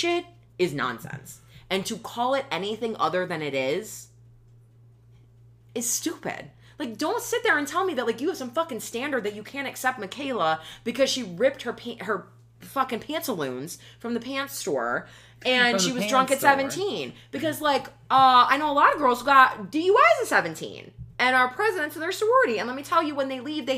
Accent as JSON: {"language": "English", "town": "Buffalo", "region": "New York", "country": "United States", "moved": "as an adult", "said": "I came from Buffalo"}